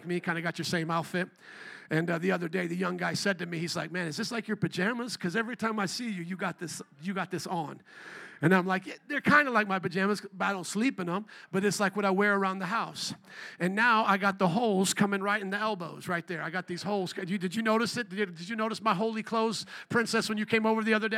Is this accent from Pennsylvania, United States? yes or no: no; Fort Wayne, Indiana, United States; now in Chicago, United States; I grew up in a land called Indiana. I grew up in a small town called Fort Wayne